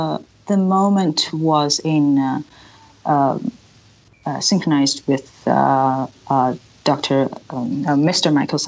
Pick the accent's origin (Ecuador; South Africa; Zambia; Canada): Zambia; moved away as an adult; also born or lived in United States; So our whole family decided to move there in 1998. So I grew up in Zambia, and I have a Zambian education from primary to all the way to secondary school.